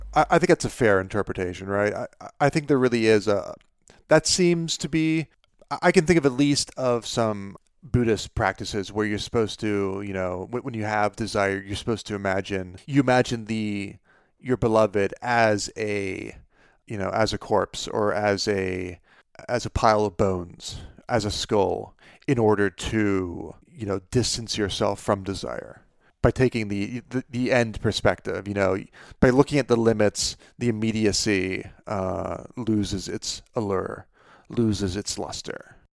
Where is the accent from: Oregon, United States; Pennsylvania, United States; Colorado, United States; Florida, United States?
Pennsylvania, United States; my hometown of Pennsylvania, uh, my, my home state